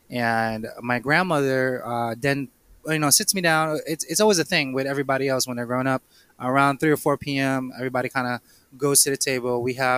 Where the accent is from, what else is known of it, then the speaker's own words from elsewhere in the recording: Philippines; I am Filipino.